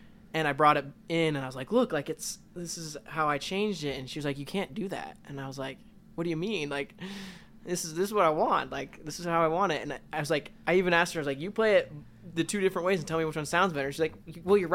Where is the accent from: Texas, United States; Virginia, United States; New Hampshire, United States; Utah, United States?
Utah, United States; Cedar Hills; I grew up in Cedar Hills.